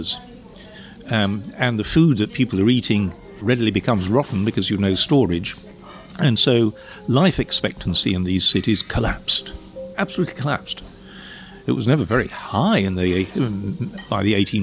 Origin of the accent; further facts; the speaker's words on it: Sheffield, Yorkshire and the Humber, United Kingdom; moved away; I grew up in Sheffield, the city of steel